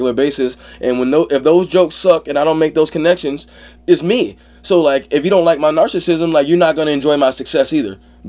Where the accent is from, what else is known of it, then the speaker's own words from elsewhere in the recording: Ann Arbor, Michigan, United States; also born or lived in Mobile, Alabama; No, I'm not from New York. I'm originally from Mobile, Alabama, but right. I grew up in Ann Arbor, Michigan, right outside Detroit.